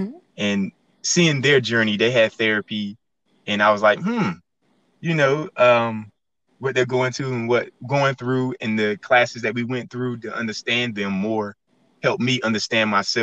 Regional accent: Goldsboro, North Carolina, United States; moved away as an adult; also born or lived in Elizabeth City, North Carolina / Pembroke, North Carolina; now in Fayetteville, United States; I'm from Goldsboro, North Carolina. And I moved to Fayetteville after graduating college

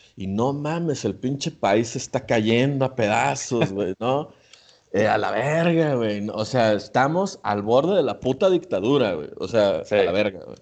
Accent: Mexico; nosotros como mexicanos

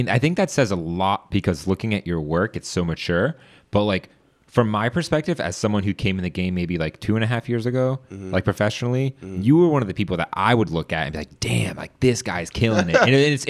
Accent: Woodbridge, Virginia, United States; I grew up in Woodbridge. Oh, wow. I graduated from Woodbridge High School.

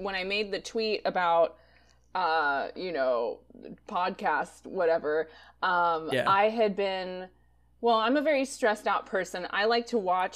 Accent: Rancho Cucamonga, California, United States; now in Los Angeles, United States; I'm from Rancho Cucamonga, which is about an hour and a half from

